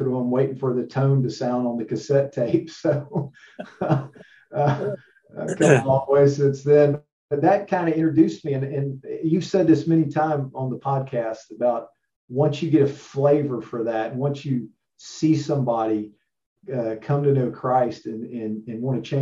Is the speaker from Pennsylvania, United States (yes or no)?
no; Jacksonville, Florida, United States; also born or lived in Middleburg, Florida; I grew up in Jacksonville. I grew up in the pews.